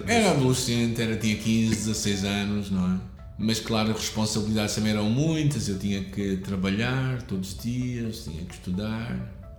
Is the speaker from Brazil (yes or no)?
no; Porto, Norte, Portugal; also born or lived in Lisbon; eu nasci aqui no Porto e vivi sempre aqui até a altura em que, já jovem, saí até Lisboa durante três anos para estudar a Bíblia. Mas os meus episódios todos de infância foram aqui no Porto